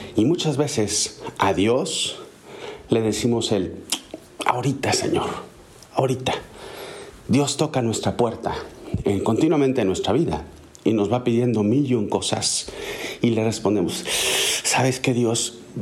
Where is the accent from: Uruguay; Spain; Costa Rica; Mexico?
Mexico; En México, el país de donde soy originario